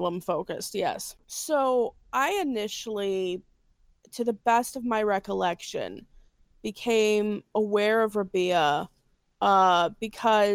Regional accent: Gary, Indiana, United States; I'm from Gary, Indiana

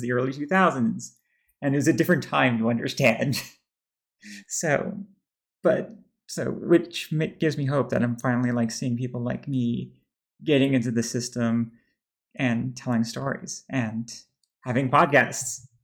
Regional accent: Texas, United States; somebody who's growing up in Texas mostly

